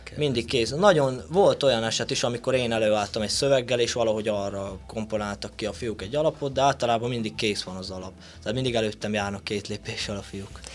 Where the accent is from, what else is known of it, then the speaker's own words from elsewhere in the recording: Sălacea, Bihor County, Romania; én onnan származom